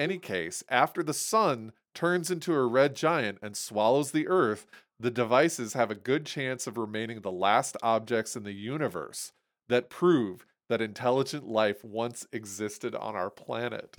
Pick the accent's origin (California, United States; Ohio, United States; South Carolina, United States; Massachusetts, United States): Ohio, United States; Toledo; moved away; I was born in Toledo.